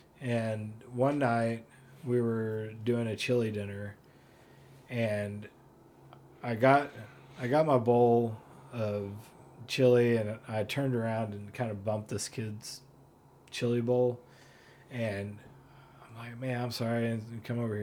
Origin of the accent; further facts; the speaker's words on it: Fayetteville, Arkansas, United States; moved away as an adult; also born or lived in Portland, Oregon; I'm from Fayetteville